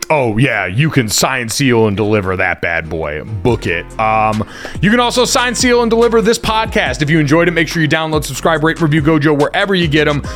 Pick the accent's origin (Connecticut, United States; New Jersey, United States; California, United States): Connecticut, United States; I grew up in Connecticut.